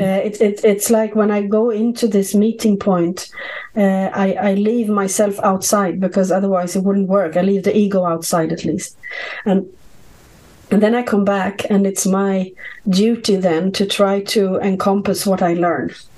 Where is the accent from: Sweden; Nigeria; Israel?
Sweden; I grew up in Sweden